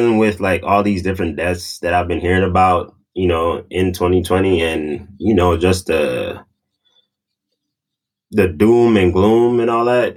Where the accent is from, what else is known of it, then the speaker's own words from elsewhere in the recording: Jamaica; moved away; I'm Jamaican